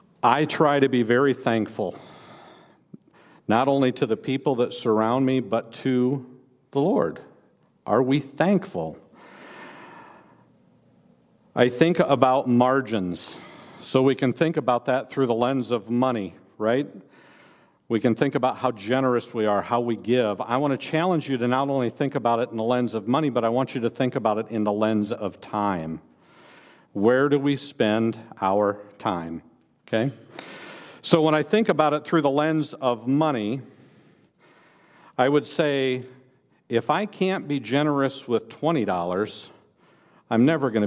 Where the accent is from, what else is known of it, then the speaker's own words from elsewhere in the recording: Iowa, United States; I grew up in Northeast Iowa. People often ask me where I grew up, and I respond, I grew up in Northeast Iowa.